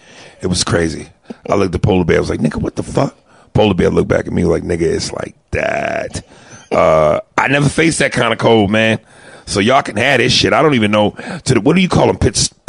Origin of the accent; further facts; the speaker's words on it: East Coast, United States; I'm from the East Coast